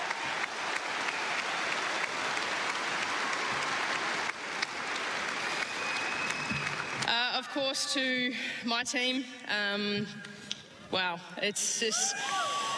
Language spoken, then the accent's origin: English; Australia; as an Aussie